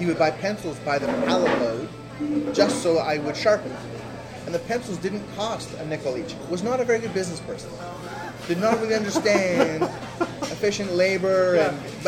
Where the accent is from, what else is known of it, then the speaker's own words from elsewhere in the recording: Toronto, Ontario, Canada; I'm from here, and from Toronto. Grew up with the deli tradition downtown